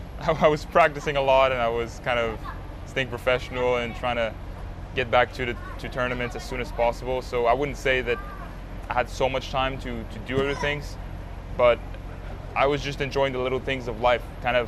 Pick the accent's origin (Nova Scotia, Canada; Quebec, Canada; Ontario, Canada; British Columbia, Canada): Quebec, Canada; Montreal; growing up in Montreal, Canada, I mean, first time I went outside of Montreal to play tennis was Toronto